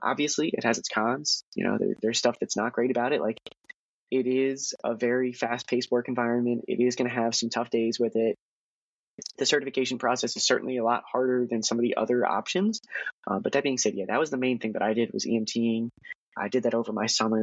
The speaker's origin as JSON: {"language": "English", "town": "Harrisburg", "region": "Pennsylvania", "country": "United States", "tie": "born or raised there", "moved": "as an adult", "lives_now": "Philadelphia, United States", "said": "my hometown of Harrisburg"}